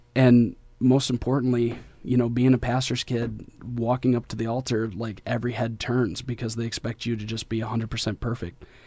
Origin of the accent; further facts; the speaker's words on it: Detroit, Michigan, United States; moved away as an adult; now in Kentucky, United States; I'm from Detroit, so I'm half hood, half holy